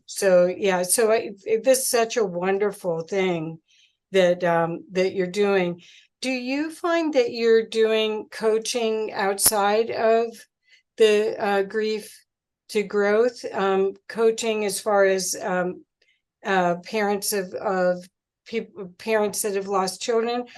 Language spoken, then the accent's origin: English; Cincinnati, Ohio, United States; now in Colorado, United States; I'm from Cincinnati originally